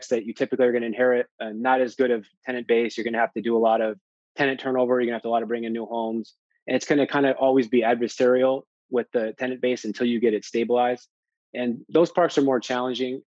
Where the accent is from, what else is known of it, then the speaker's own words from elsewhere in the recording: California, United States; I'm from California.